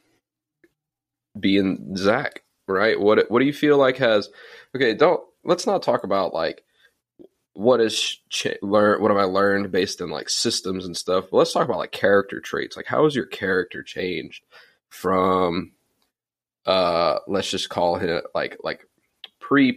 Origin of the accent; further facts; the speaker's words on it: Louisiana, United States; moved away as an adult; I didn't want to move back to my hometown